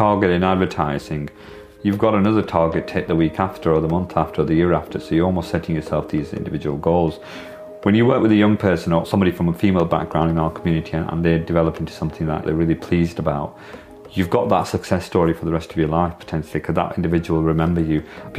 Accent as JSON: {"language": "English", "town": "Blackburn", "region": "North West England", "country": "United Kingdom", "tie": "born or raised there", "said": "it's very different to when I was growing up as somebody from the South Asian heritage community"}